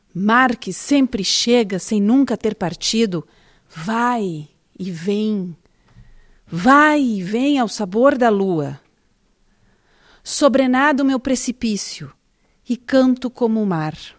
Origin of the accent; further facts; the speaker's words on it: Porto Alegre, Rio Grande do Sul, Brazil; eu venho de Porto Alegre, do sul do Brasil